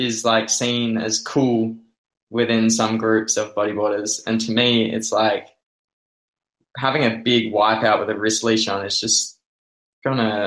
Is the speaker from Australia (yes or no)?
yes; Mandurah, Western Australia, Australia; I am Australian